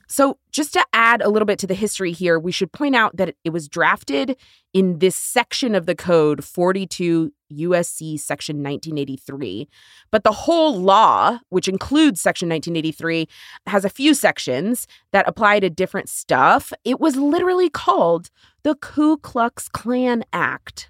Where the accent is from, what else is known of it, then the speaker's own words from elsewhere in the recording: Texas, United States; my home state of Texas